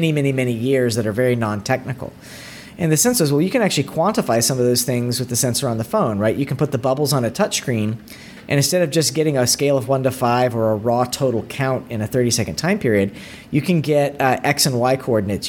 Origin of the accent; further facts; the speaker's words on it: East Tennessee, United States; I grew up in East Tennessee, and my dad worked at the lab